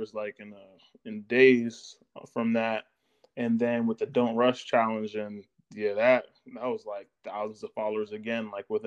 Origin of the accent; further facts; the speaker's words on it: Nashville, Tennessee, United States; I grew up in Nashville.